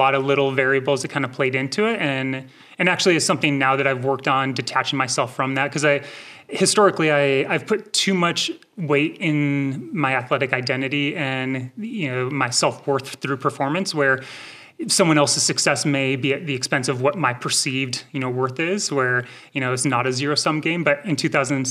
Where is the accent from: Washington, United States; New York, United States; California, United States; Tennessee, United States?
California, United States; Rocklin; also born or lived in Minnesota; now in Mammoth Lakes, United States; I grew up in Rockland, which is just minutes from Auburn.